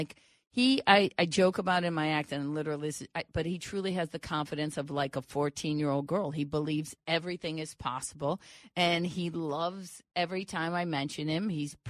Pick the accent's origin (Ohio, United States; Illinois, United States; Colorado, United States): Ohio, United States; Cleveland; moved away; also born or lived in Los Angeles; I'm from Cleveland